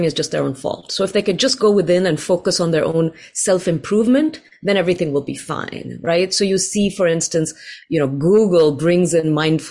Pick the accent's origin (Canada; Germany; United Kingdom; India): India; now in Riverside, United States; I grew up in India